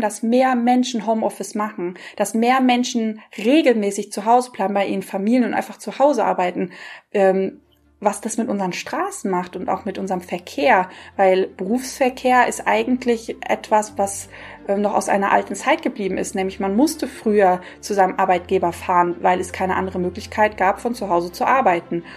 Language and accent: German; near Frankfurt, Hesse, Germany; ich komme ja aus der Nähe von Frankfurt